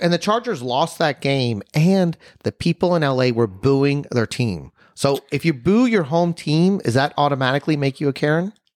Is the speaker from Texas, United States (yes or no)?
yes; Texas, United States; we're from Texas